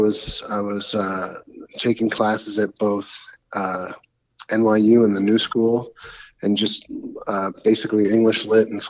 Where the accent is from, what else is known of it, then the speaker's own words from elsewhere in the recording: New York City, New York, United States; also born or lived in Ticehurst, East Sussex, England / Long Island / Los Angeles; I grew up mostly in New York City. Had short stints in England as a little kid